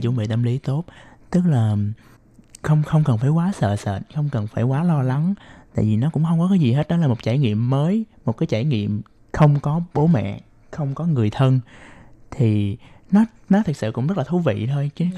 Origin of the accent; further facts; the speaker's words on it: Ho Chi Minh City, Vietnam; moved away as an adult; now in Taiwan; Em đến từ thành phố Hồ Chí Minh của Việt Nam